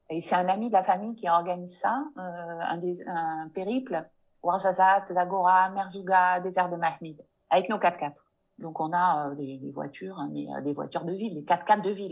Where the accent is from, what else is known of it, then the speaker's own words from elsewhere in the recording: France; first language French; moved away as an adult; now in Morocco; une langue comme la langue française, même si c'est ma langue maternelle